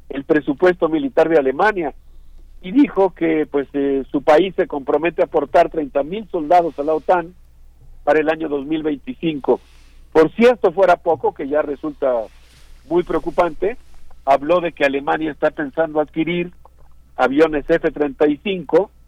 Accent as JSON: {"language": "Spanish", "country": "Mexico", "said": "yo creo que nosotros como sociedad mexicana, como universidad, pues tenemos conexiones con muchos de los países"}